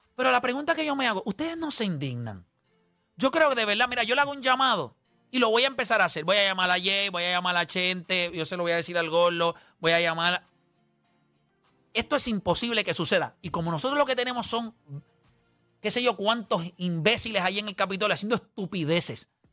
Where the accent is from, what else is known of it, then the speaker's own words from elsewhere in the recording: Puerto Rico; como puertorriqueños